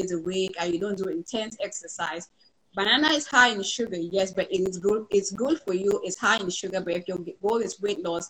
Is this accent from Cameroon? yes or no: yes; Cameroon; moved away as an adult; now in United States; I grew up in Cameroon for the first 18 years